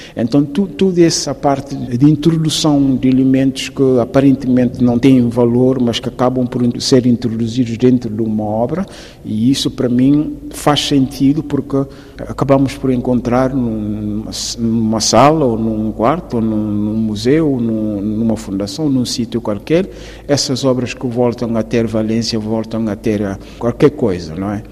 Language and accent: Portuguese; Guinea-Bissau; moved away